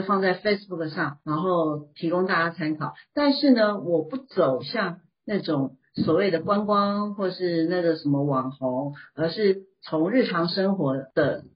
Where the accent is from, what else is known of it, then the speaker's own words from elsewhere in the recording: Taiwan; moved away as an adult; now in Shanghai, China; 我先生是上海人，他是道地的上海人，那我就是台，我是台湾人，那就是上海媳妇